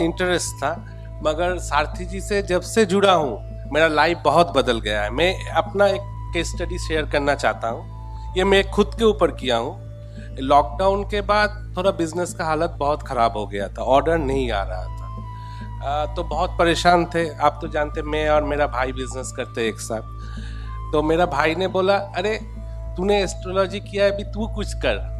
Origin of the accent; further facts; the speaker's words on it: Kolkata, West Bengal, India; मैं कलकत्ता से हूँ